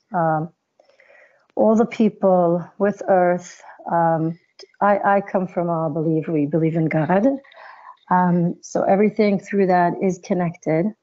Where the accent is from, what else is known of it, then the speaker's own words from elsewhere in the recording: New York, United States; also born or lived in Israel; I was born in Israel, but I was raised up uh, when I was a child in New York